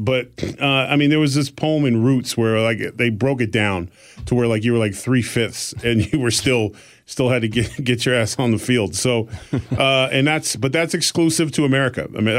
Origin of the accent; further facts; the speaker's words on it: Exeter, New Hampshire, United States; born there; And so they moved them to New Hampshire. And I was born in Exeter, New Hampshire